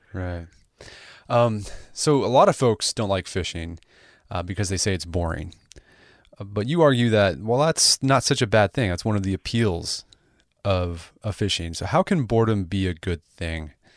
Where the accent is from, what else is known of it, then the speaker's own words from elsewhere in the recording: United States; I'm American